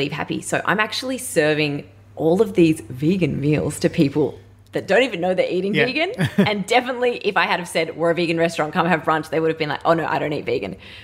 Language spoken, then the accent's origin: English; Melbourne, Victoria, Australia; also born or lived in Northern Rivers, New South Wales; I'm from Melbourne. My family are tradies down here